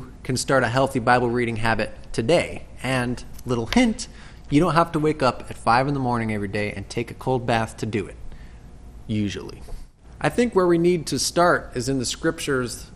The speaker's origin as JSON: {"language": "English", "country": "United States", "said": "as American Christians"}